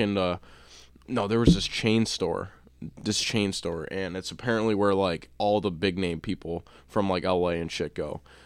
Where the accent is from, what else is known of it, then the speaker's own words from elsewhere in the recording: Buffalo, New York, United States; we're from Buffalo.